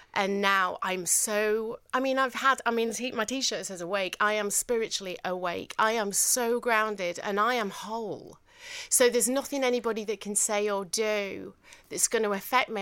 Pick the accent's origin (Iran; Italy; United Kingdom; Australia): United Kingdom; Manchester, North West England; accent: northern; I just did my northern accent, and they were like, "Sorry, where are you from?" And I said, "Manchester,"